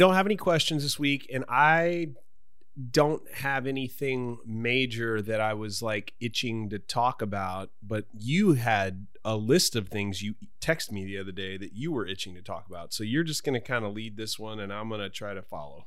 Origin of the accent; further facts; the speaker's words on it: United States; we're both American, but, but I'm an, I, I'm, I'm of Irish heritage